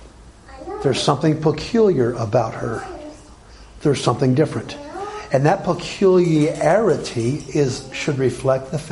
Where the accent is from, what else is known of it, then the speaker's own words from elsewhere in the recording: Alabama, United States; When I was growing up in Alabama